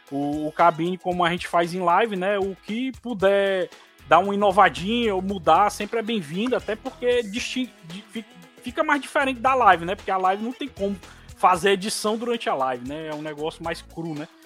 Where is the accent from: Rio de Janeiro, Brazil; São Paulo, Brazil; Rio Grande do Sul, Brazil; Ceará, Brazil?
Ceará, Brazil; Fortaleza; Sou de Fortaleza, no Ceará, a minha amada terrinha né?